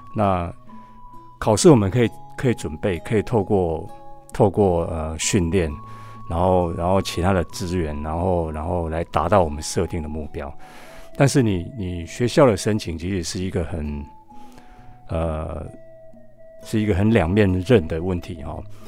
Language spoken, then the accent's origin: Chinese; Taiwan; moved away as an adult; also born or lived in Buffalo, United States; 我们生长在台湾哦， 那其实英文也本来就不是我们的母语哦